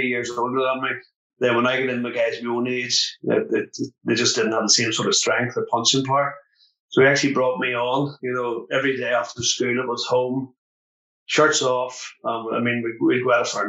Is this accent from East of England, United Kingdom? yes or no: no; Lisburn, Northern Ireland, United Kingdom; I grew up in Lisburn